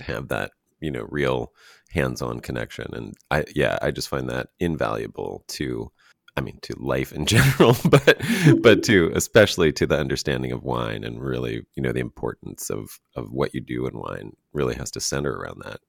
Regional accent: United States; as an American

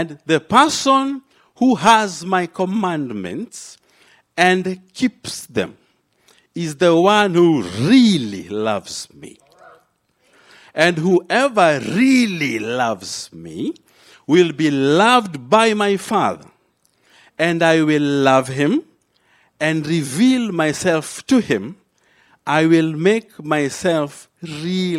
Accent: Kenya; now in United States; I landed in an African womb in Kenya. So I am a Kenyan by race. I am a Christian by grace. I'm an American by choice

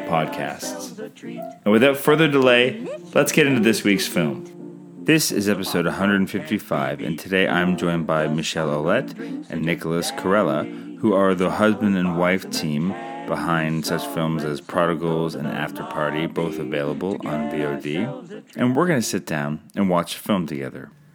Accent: Canada; I'm Canadian filmmaker

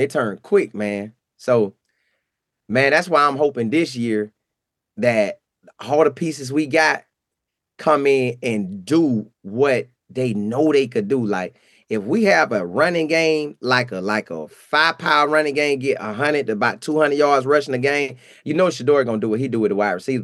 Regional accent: Bartow, Florida, United States; I'm from Bartow, Florida

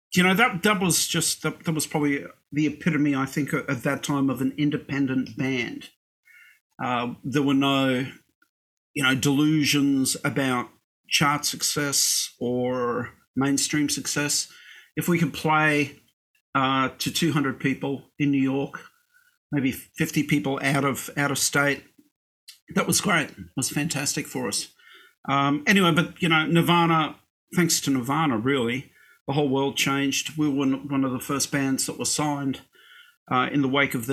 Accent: Brisbane, Queensland, Australia; I was born in Brisbane. And look, when I was a kid in Australia

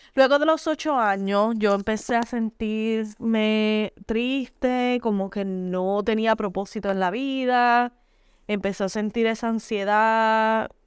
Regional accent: Puerto Rico; moved away as an adult; now in New York, United States; Soy natural de Puerto Rico, aunque vivo en Nueva York hace 15 años

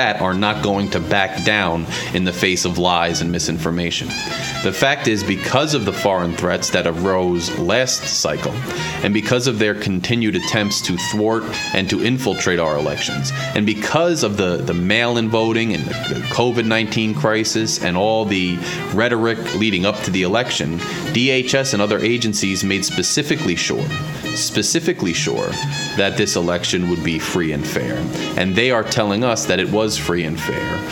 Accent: United States; as an American

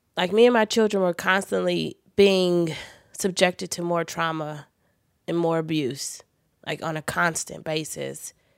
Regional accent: Los Angeles, California, United States; I was born in the Queen of Angels Hospital, which was in Hollywood

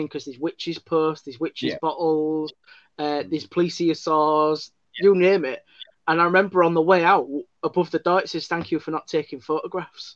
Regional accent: Hull, Yorkshire and the Humber, United Kingdom; accent: Hull; my Hull accent

